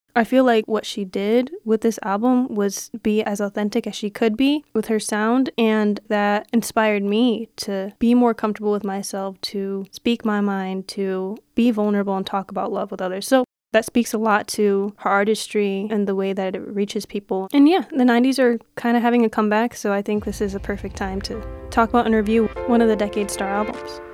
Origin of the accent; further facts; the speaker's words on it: Detroit, Michigan, United States; I'm from Detroit